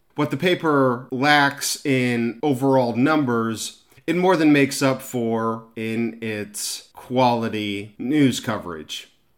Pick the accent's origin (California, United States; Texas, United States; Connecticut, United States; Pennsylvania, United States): California, United States; Orange County; the Orange County Register, my hometown paper